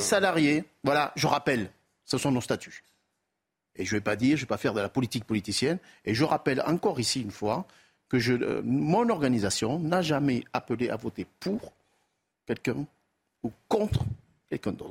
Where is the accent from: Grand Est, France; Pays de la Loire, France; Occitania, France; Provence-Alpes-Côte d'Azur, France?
Occitania, France; Toulouse; accent: south-western; à mon accent, vous l'avez compris, je suis du sud-ouest.